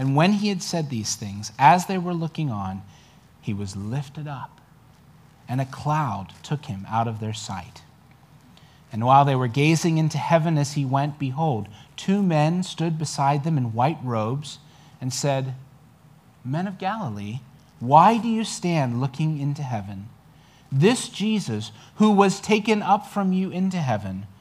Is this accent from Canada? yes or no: no; New Zealand; now in United States; I'm a New Zealander